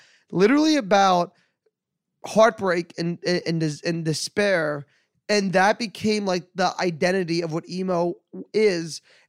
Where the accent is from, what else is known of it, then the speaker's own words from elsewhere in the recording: New York, United States; I'm like, no, I'm from New York. I don't know where I am.